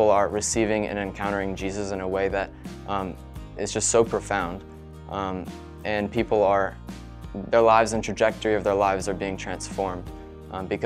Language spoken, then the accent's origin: English; Cowichan Valley, British Columbia, Canada; I grew up in the Cowichan Valley here going to New Life Church.